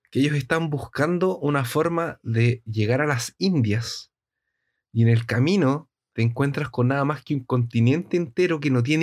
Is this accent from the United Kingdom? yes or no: no; Mexico; cuentan que en mi país, México, se robaron una camioneta con uranio.